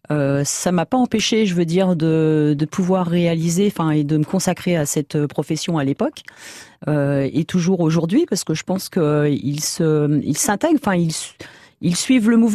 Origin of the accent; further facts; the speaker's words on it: Île-de-France, France; De l'Île-de-France.